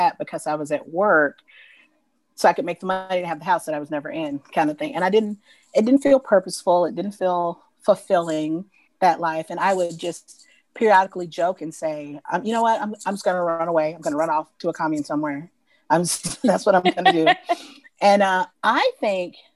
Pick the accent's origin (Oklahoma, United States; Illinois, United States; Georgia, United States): Georgia, United States; Atlanta; moved away; am originally from Atlanta, from Georgia